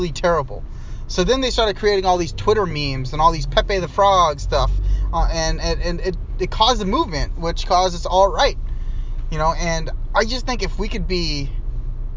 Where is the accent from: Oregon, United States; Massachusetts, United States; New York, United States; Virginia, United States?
Virginia, United States; Northern; now in Seattle, United States; I grew up in Northern Virginia.